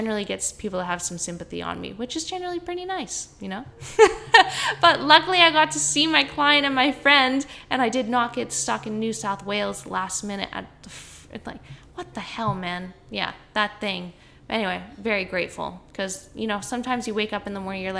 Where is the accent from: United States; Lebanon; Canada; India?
Canada; accent: Canadian; now in Queensland, Australia; yes, I am.